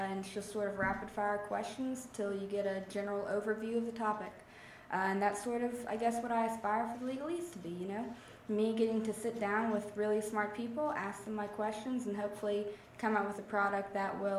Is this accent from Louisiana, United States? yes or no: yes; Grand Prairie, Louisiana, United States; Louisiana born and bred. I'm from the unincorporated rural community of Grand Prairie, Louisiana, outside of Ville Platte, Louisiana